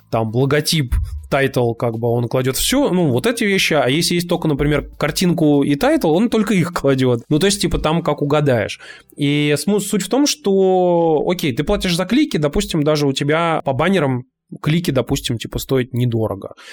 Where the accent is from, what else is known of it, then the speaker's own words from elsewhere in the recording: Kazan, Tatarstan, Russia; А вот мы тут, типа, из Казани.